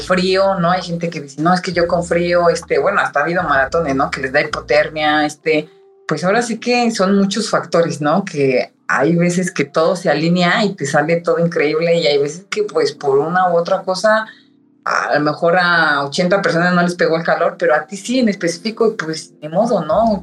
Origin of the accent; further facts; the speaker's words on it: Ecatepec, State of Mexico, Mexico; Los dos somos de Catepec